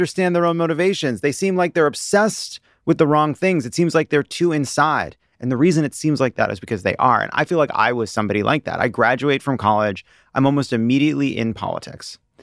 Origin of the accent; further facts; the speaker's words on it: Long Island, New York, United States; I was born in New York. I grew up on Long Island